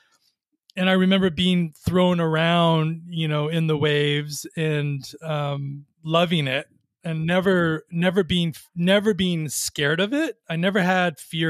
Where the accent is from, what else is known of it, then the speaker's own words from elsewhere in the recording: Long Beach, California, United States; now in Ojai, United States; I grew up in Long Beach, which is an interesting place because I didn't grow up on the water, but near the water